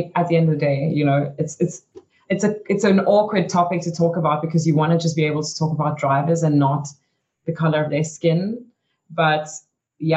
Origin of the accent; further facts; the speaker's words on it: South Africa; moved away as an adult; also born or lived in Belgium; I was quite lucky growing up in South Africa